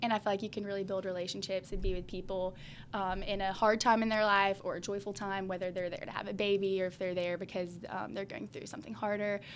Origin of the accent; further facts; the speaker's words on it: Birmingham, Alabama, United States; also born or lived in Montgomery, Alabama; I was born in Montgomery, Alabama, but as far as I can remember, I know Birmingham because my family moved here when I was about 2 years old, and I graduated from Briarwood Christian School here in Birmingham